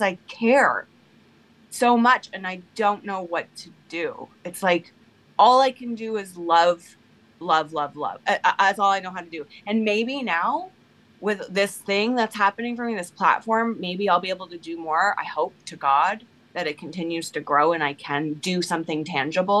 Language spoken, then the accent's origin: English; Toronto, Ontario, Canada; moved away; also born or lived in Brooklyn; as a white teenager in Toronto growing up in Canada